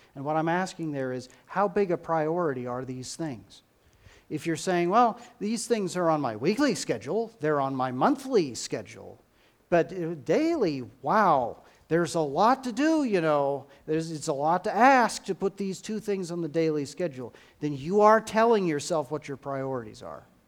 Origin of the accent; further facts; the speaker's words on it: United States; we as, as American Christians